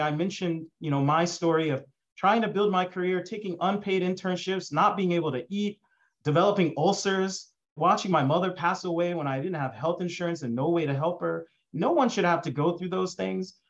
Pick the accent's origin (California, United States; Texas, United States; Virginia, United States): Texas, United States; Dallas; I grew up in Dallas, Texas